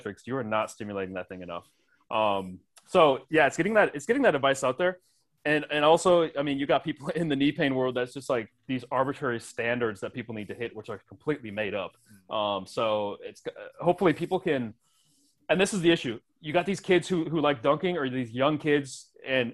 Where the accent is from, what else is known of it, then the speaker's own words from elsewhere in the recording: Wisconsin, United States; growing up in Wisconsin